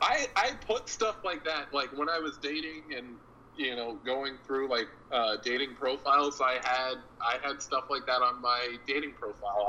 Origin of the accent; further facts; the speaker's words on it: Hollister, California, United States; also born or lived in Fresno, California / Vallejo, California / West Palm Beach, Florida; now in Portland, United States; I've lived in my hometown Hollister